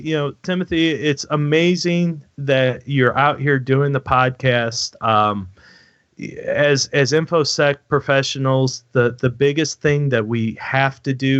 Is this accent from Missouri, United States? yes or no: yes; Missouri, United States; that's show me state is Missouri. I'm from Missouri.